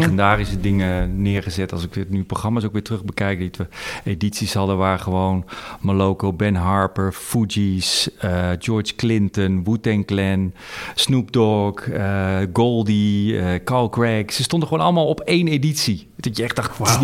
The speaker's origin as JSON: {"language": "Dutch", "town": "Amsterdam", "region": "North Holland", "country": "Netherlands", "said": "ik kom uit Amsterdam"}